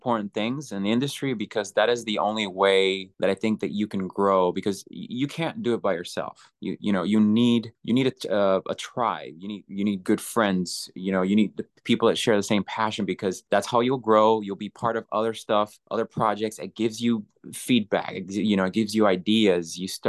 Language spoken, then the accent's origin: English; Puerto Rico; now in Los Angeles, United States; I am originally born and raised in Puerto Rico.